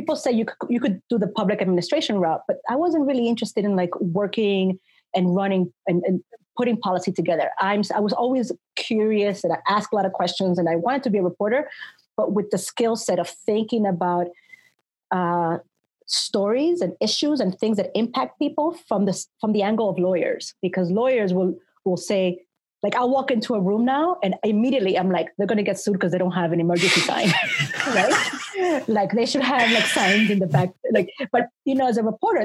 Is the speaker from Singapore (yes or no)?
no; New York, United States; moved away; I come from New York